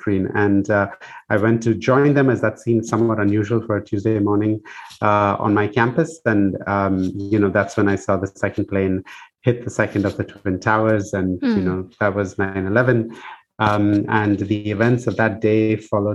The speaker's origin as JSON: {"language": "English", "town": "Bangalore", "region": "Karnataka", "country": "India", "tie": "born or raised there", "also_born_or_lived": "United States", "moved": "as an adult", "said": "I grew up in Bangalore in India."}